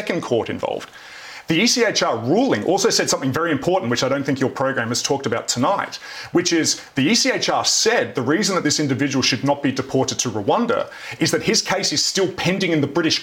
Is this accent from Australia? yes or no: yes; Australia; I'm an Australian.